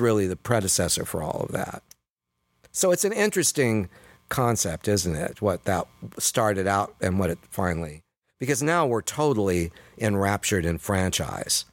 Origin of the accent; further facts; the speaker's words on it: Sacramento, California, United States; the municipal auditorium where we all graduated a year later, downtown Sacramento